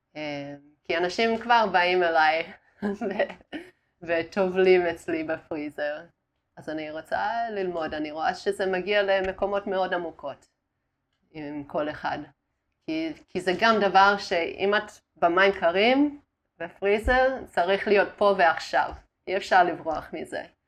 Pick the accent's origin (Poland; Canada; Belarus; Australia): Australia; Hebrew is a second language; moved away as an adult; also born or lived in Darwin, Australia / Italy; now in Israel; נולדתי uh, בדרווין באוסטרליה, ואז היינו באיטליה עם, ה... אה, עם הסבא וסבתא שלי.